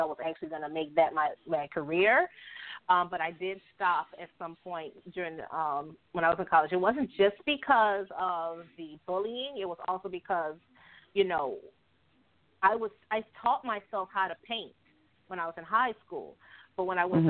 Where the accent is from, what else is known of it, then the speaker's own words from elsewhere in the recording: New Orleans, Louisiana, United States; moved away as an adult; being out of Louisiana